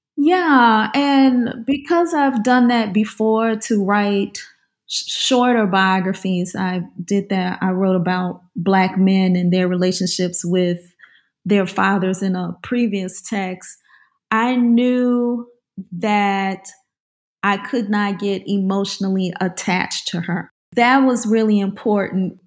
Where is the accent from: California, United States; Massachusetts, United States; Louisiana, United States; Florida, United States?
Louisiana, United States; New Orleans; I grew up in the New Orleans area